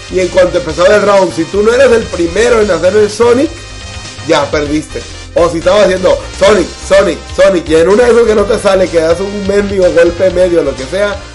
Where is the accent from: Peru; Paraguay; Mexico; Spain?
Mexico; somos buenos mexicanos.